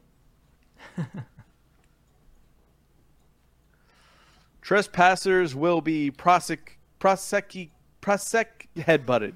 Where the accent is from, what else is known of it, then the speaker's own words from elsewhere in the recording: Philippines; moved away; flying, biting cockroaches that I grew up with in the Philippines